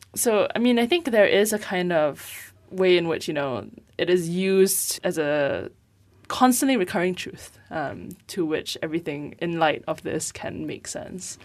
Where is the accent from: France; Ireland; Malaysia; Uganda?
Malaysia; Penang; I grew up in Penang, which is, you know, relatively far away from the kind of, like, pull of this, of K L